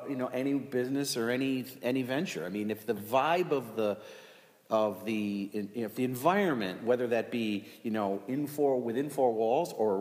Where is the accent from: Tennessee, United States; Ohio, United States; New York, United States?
New York, United States; Rome; Born in Rome. Born and raised in Rome.